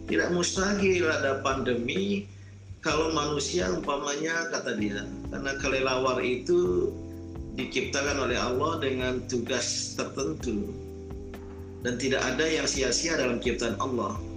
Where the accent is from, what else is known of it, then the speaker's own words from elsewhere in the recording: West Nusa Tenggara, Indonesia; ini suku tetangga saya ya suku Bojo Bima itu di Pulau Sumbawa saya suku Samawa Sumbawanya